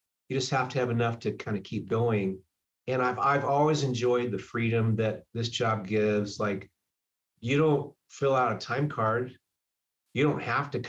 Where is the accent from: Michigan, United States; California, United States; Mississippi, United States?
California, United States; also born or lived in Hawaii; now in Seattle, United States; I'm from California. I moved here from Hawaii